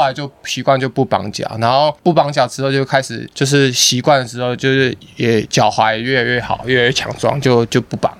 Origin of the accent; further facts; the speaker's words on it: Keelung, Taiwan; 我们在基隆